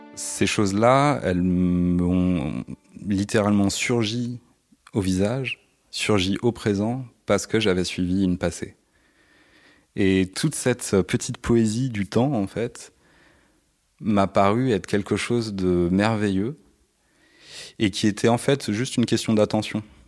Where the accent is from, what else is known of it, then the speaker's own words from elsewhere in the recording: Paris, Île-de-France, France; je suis né à Paris dans le 18e